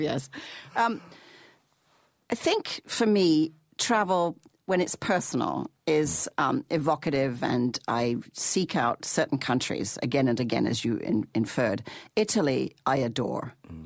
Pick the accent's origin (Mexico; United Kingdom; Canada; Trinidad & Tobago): United Kingdom; England; when I was growing up in England, I had a, an English mummy and a Canadian daddy